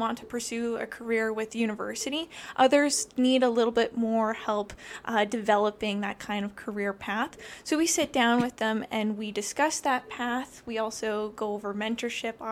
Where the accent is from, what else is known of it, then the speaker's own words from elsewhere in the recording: Lethbridge, Alberta, Canada; moved away as an adult; also born or lived in Montreal; now in Brooks, Canada; went back to my hometown of Lethbridge